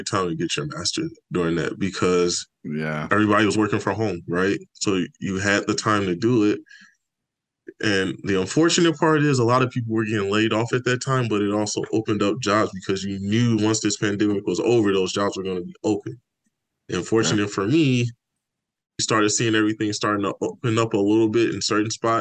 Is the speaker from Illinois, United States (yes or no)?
yes; Richton Park, Illinois, United States; moved away as an adult; also born or lived in Chicago, Illinois; now in Fairbanks, United States; the town I grew up in Richland Park, Illinois.